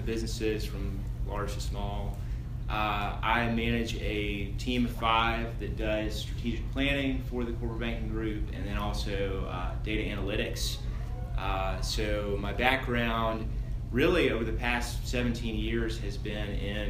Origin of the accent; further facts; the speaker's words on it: Chattanooga, Tennessee, United States; moved away; At the time I was living in Chattanooga, I'm from Chattanooga, and had grown up at a church that's very much like Advent, downtown, historic church.